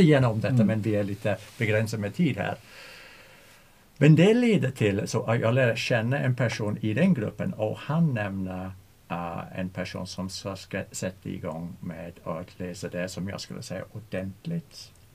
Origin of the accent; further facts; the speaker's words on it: England, United Kingdom; Swedish is a second language; moved away as an adult; now in Sweden; jag undervisar spanska i en svensk skola men jag är engelsman